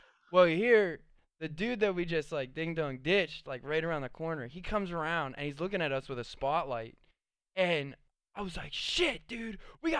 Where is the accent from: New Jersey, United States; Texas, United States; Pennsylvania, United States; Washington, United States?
Pennsylvania, United States; Pittsburgh; Well, I was new to this because I came from Pittsburgh.